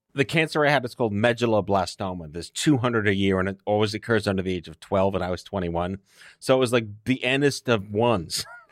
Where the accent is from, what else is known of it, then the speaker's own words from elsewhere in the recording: New York City, New York, United States; when you're born and raised in New York City